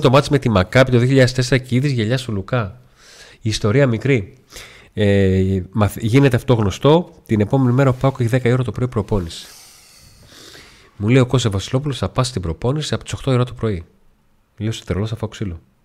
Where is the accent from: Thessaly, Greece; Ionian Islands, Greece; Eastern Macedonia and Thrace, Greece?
Thessaly, Greece; Volos; στην πόλη που, που γεννήθηκα και μεγάλωσα, που ήταν εντελώ αφιλόξενη